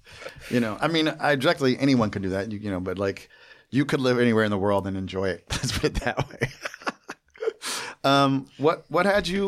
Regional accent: New Jersey, United States; Like I remember I grew up in Jersey.

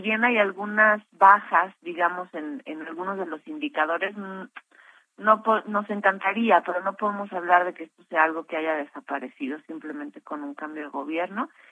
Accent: Mexico; como sociedad mexicana

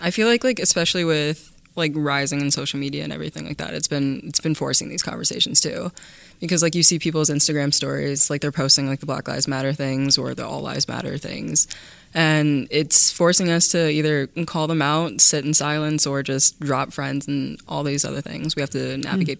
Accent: Cedarburg, Wisconsin, United States; I moved into the Cedarburg School District when I was in fourth grade, so I've been here since then.

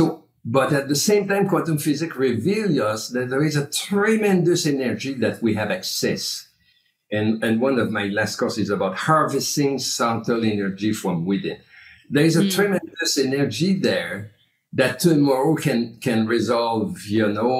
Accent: Canada; now in United States; I'm coming from Canada

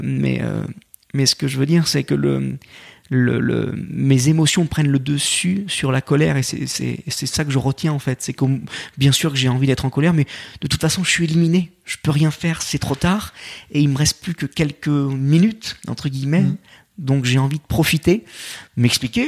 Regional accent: Lyon, Auvergne-Rhône-Alpes, France; Je suis lyonnais. Euh, j'ai eu la chance en plus de, de grandir, euh, de grandir dans un dans, dans une ville qui a été euh, sept fois championne

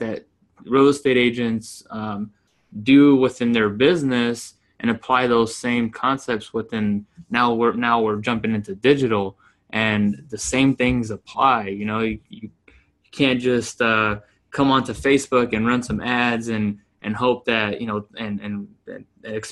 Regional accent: Yuma, Arizona, United States; moved away as an adult; now in Phoenix, United States; So I'm in Phoenix, Arizona. I grew up in Yuma, Arizona, came up here, came to school

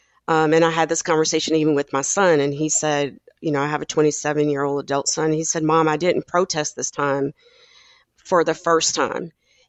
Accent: South Carolina, United States; even from a kid growing up in South Carolina and deciding to move my family to the West Coast because of some racial issues that I faced as a kid

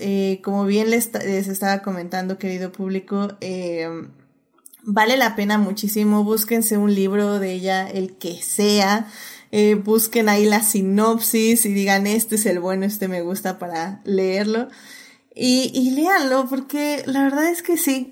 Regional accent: Mexico; como mexicanos, como personas que vivimos en México

